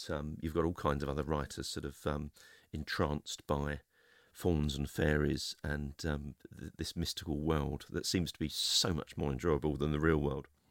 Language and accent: English; London, United Kingdom; I'm a Londoner